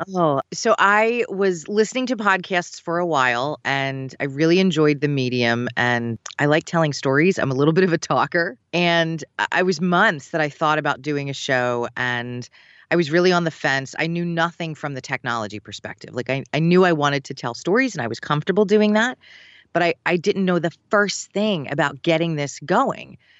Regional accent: Philadelphia, Pennsylvania, United States; also born or lived in Valley Forge area, Pennsylvania; growing up in Philadelphia

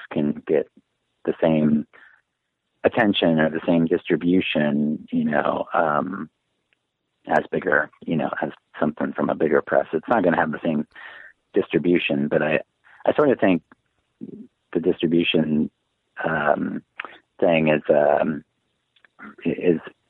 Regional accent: Kennewick, Washington, United States; moved away as an adult; also born or lived in Seattle / Spokane / Arkansas; now in Portland, United States; I grew up in Kennewick, Washington, which is in Eastern Washington, small town.

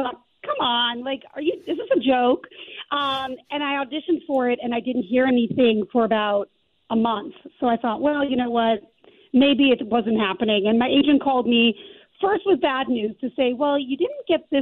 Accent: Calgary, Alberta, Canada; moved away as an adult; also born or lived in New York; But I grew up in Calgary, and I studied there

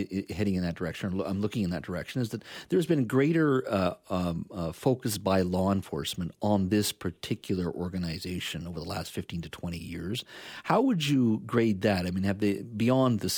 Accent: Williams Lake, British Columbia, Canada; where I grew up in Williams Lake

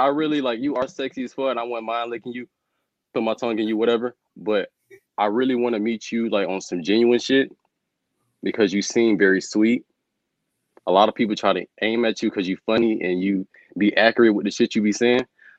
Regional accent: St. Petersburg, Florida, United States; St. Petersburg, Florida. I'm like 6 hours away from Miami, I think.

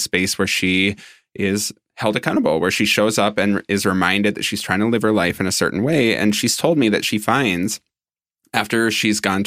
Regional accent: Minnesota, United States; I grew up in Minnesota, and I grew up non-religious

